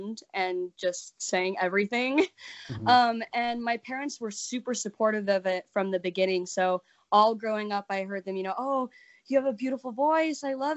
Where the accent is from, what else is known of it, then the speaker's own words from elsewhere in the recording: Utah, United States; I am born and raised in Utah